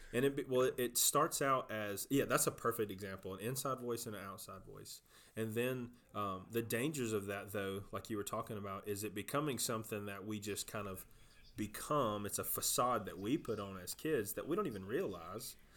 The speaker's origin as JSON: {"language": "English", "region": "South Georgia", "country": "United States", "tie": "born or raised there", "said": "I'm from South Georgia, just as, just like you are, grew up on the same place"}